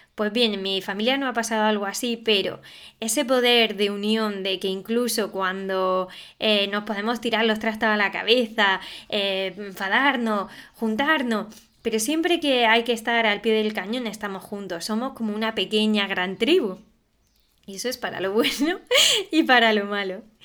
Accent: Alpujarra, Andalusia, Spain; la Alpujarra, que es de donde soy yo

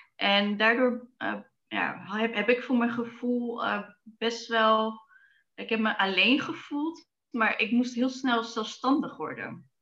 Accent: Zwolle, Overijssel, Netherlands; Ik ehm, ben geboren in Zwolle. En eh, daar ben ik opgegroeid samen met mijn broers en ouders.

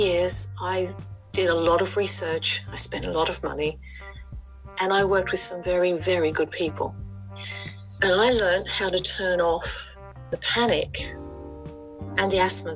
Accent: Sydney, New South Wales, Australia; moved away as an adult; now in Letchworth Garden City, United Kingdom; I was born in Sydney, Australia, but I'm living just north of London in a place called Letchworth Garden City

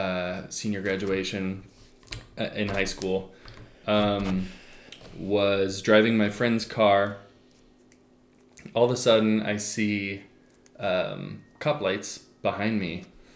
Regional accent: Oregon, United States; We're from Oregon.

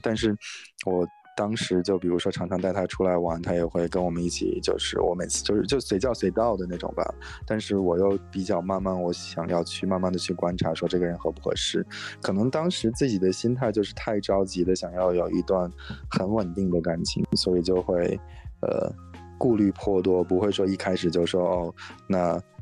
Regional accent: Inner Mongolia, China; moved away as an adult; now in San Francisco Bay Area, United States; 我是内蒙古的，然后，但是来这边很久

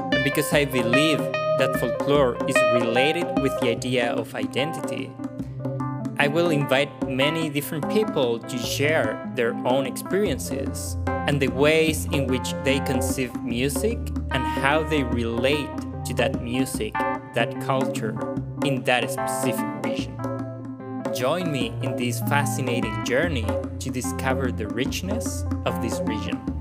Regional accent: Salta, Argentina; moved away as an adult; now in Buffalo, United States; I am from Argentina and I was born in Salta, a northwest province in that country.

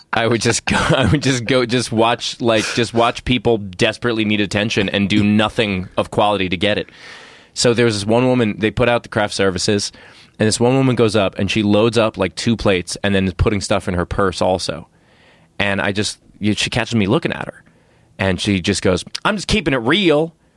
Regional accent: New York City, New York, United States; I grew up in Queens, New York

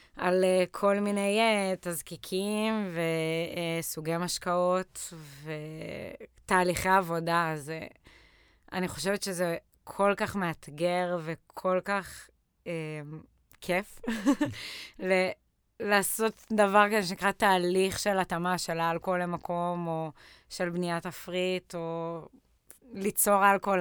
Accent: Lehavim, Southern District, Israel; moved away as an adult; now in Tel Aviv, Israel; אני במקור מבאר שבע, מלהבים, ככה מהדרום. אני בארבע שנים האחרונות בתל אביב

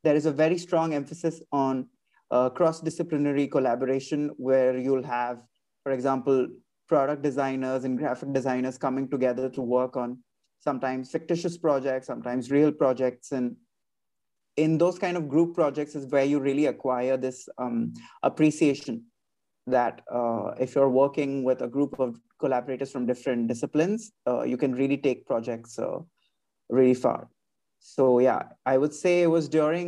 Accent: Mumbai, Maharashtra, India; moved away as an adult; also born or lived in Ahmedabad, India; now in France; I was born and raised in Mumbai, India, and I did my schooling and design education there.

